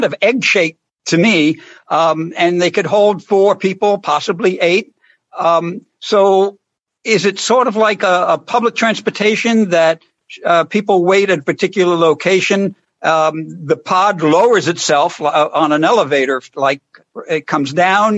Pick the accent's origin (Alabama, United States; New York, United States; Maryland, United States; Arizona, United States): New York, United States; New York City; I was born in the Bronx right next to an L